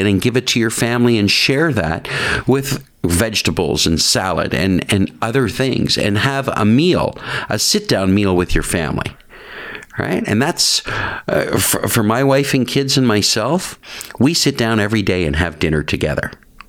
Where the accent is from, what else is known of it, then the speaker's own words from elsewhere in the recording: Paris, Ontario, Canada; moved away as an adult; also born or lived in Georgetown, Ontario; now in Toronto, Canada; I was born in Georgetown. In Georgetown. In Georgetown, but grew up in Paris, Ontario.